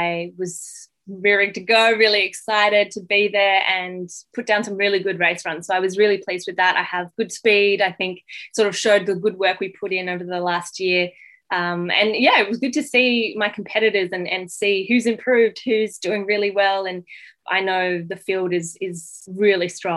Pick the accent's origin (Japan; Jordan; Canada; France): France; also born or lived in Western Sydney, Australia; now in Sydney, Australia; I was born in France